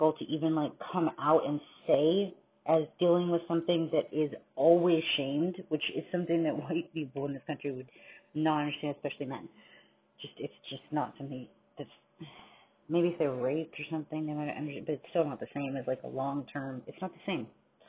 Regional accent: New York, United States; born there; And I know I was born in New York

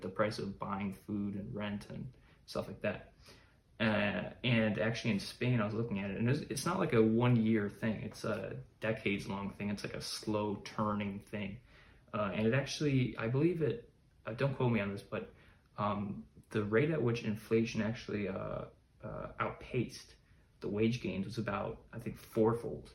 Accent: Chicago, Illinois, United States; I grew up in America, in the US, in uh, Chicago, a large city

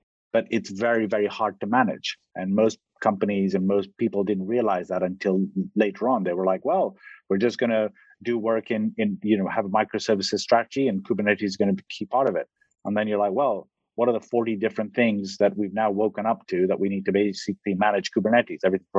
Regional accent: Egypt; also born or lived in Pakistan / Kenya / United Kingdom; I was born in Pakistan, I grew up in Egypt and lived in Kenya, lived in the UK

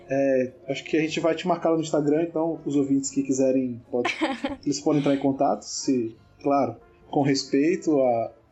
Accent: Northeast Region, Brazil; como sou aqui do Nordeste, né, é, eu tô inclinado para escolher forró

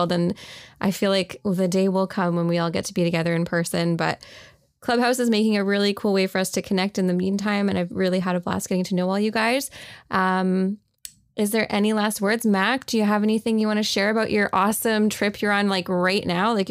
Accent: Canada; accent: Canadian; my Canadian accent.

